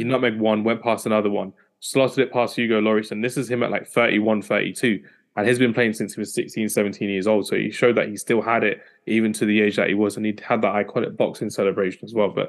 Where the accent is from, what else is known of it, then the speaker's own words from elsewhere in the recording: London, United Kingdom; especially for all of us being Londoner Man United fans as well.